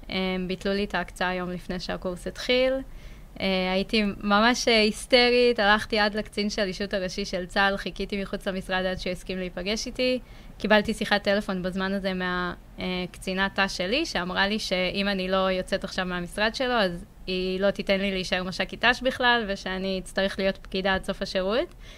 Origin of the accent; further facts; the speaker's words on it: Ein Sarid, Central District, Israel; also born or lived in Ramla; גדלתי בעין שריד